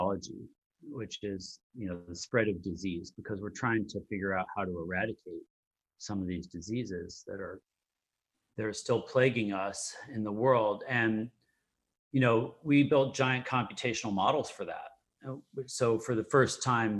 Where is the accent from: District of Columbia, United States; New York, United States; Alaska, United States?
Alaska, United States; I grew up in Alaska